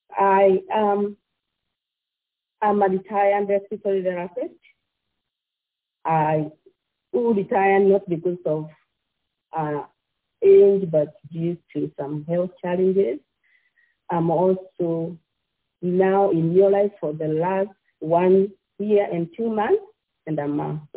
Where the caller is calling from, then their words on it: Ashburn, Virginia, United States; I'm calling from Ashburn, Virginia. I live here with my family.